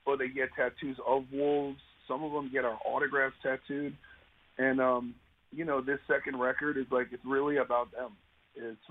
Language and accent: English; New York, United States; now in Los Angeles, United States; I'm from New York, and I grew up in the metal scene